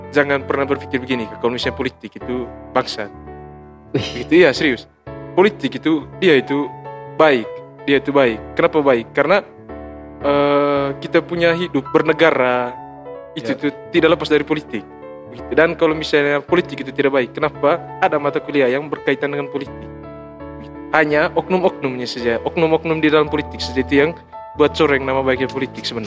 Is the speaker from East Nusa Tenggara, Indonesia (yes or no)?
yes; East Nusa Tenggara, Indonesia; Karena kebiasaan kita orang Manggarai itu kita kan orang beretika tuh.